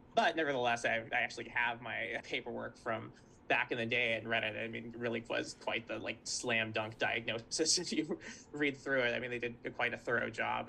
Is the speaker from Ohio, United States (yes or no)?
no; Santa Barbara, California, United States; I grew up in Santa Barbara, California